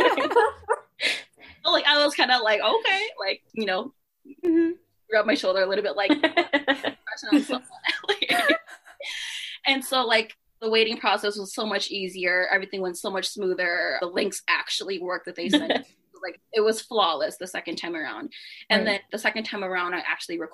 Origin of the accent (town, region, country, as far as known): United States